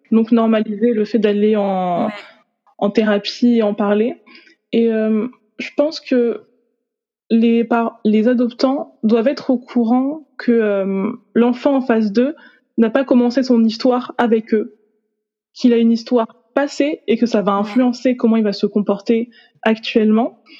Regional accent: Haiti; now in France; Donc en fait, je peux pas oublier, on va dire, que je viens d'Haïti.

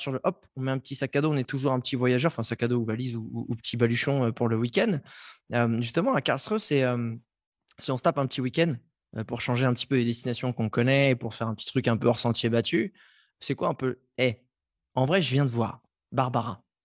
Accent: Strasbourg, Grand Est, France; Mais je suis un Strasbourgeois. J'ai écumé tous les bars de Strasbourg.

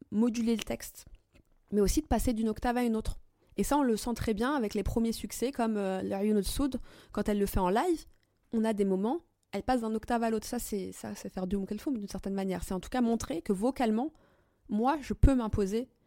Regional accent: Algeria; Et ma différence, elle est là. Je suis algérienne.

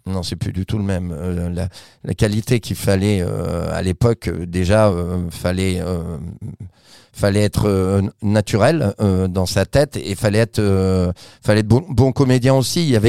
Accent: Vichy, Auvergne-Rhône-Alpes, France; moved away as an adult; also born or lived in Paris; je viens de Vichy, de l'Allier

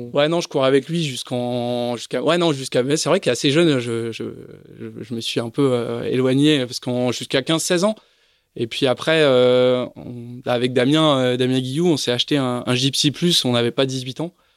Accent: Paris, Île-de-France, France; on se retrouve deux Parisiens

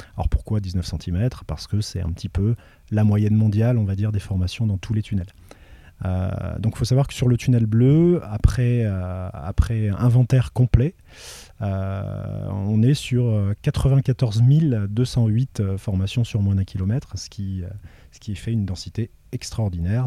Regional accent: Le Tampon, Réunion; also born or lived in Metropolitan France; j'ai grandi à la plaine des Cafres, au, niveau du, du Piton-Hyacinthe

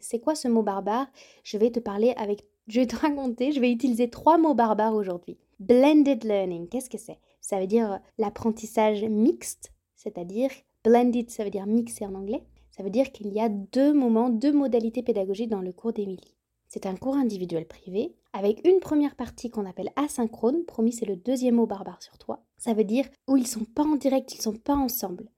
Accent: Béarn, Nouvelle-Aquitaine, France; Étant moi-même originaire du Béarn

